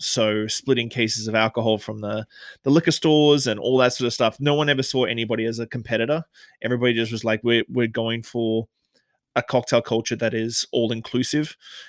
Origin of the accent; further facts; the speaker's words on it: Australia; now in Victoria, Canada; So I came to Canada from Australia. Obviously, you can tell I haven't got a Canadian accent. I came to Canada in 2006.